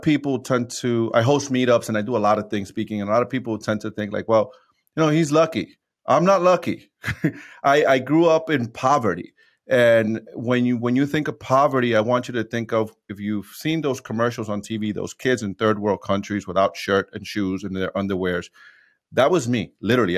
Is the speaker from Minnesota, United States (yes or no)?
no; New York City, New York, United States; also born or lived in Dominican Republic; born and raised in New York City.